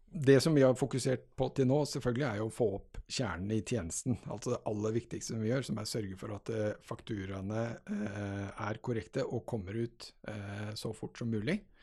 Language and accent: Norwegian; Halden, Østfold, Norway; moved away as an adult; also born or lived in Grimstad / Trondheim / Oslo; Jeg er altså født og oppvokst i Halden